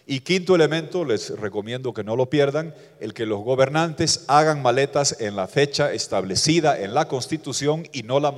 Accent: Bolivia; vengo de Bolivia, tenemos similitudes, mucha población indígena, pobreza rural, ah, pobreza estructural.

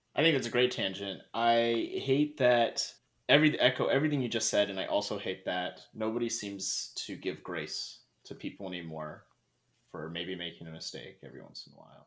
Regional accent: Dalton Gardens, Idaho, United States; moved away; my hometown, I always tell people I'm from Coeur d'Alene, which I pretty much am, but there's this little suburb in its own city named Dalton Gardens that I'm really from

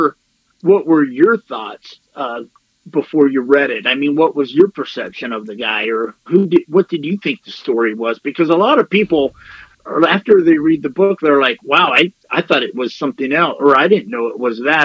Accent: Lewisville, Texas, United States; I grew up in Louisville. Matter of fact, it was 10 miles from Lake Dallas where the Von Erichs lived

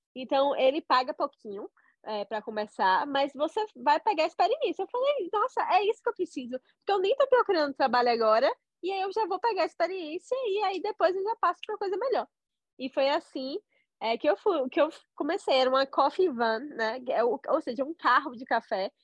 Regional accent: Salvador, Bahia, Brazil; moved away as an adult; now in Sydney, Australia; Eu sou de Salvador

